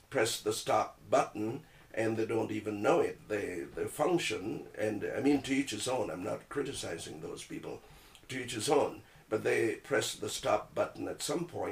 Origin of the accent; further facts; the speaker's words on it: Trinidad & Tobago; moved away as an adult; now in Toronto, Canada; I was born in Trinidad and Tobago, TNT, sweet TNT, so I'm a Trinidad bone